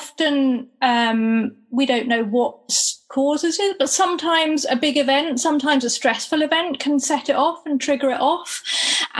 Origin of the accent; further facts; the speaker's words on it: Gloucestershire, South West England, United Kingdom; I am from Gloucestershire